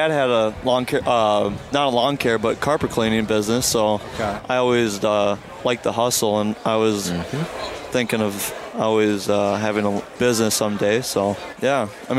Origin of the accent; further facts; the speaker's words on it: Watertown, Minnesota, United States; I'm from Watertown, Minnesota, and I'm 19 years old